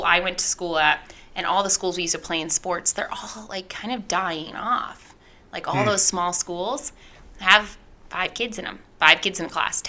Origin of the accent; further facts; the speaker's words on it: Harrison, Idaho, United States; also born or lived in Kellogg, Idaho; Grew up. That's where I grew up was in Harrison